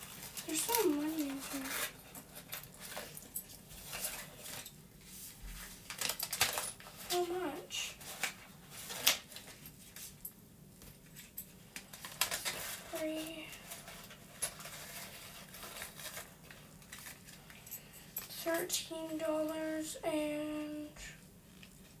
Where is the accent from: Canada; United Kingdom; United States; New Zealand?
Canada; I'm from Canada